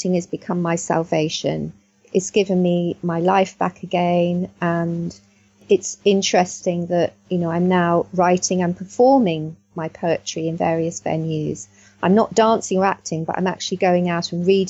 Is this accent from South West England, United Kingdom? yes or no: no; Middlesex, London, United Kingdom; also born or lived in South Wales; I grew up in Middlesex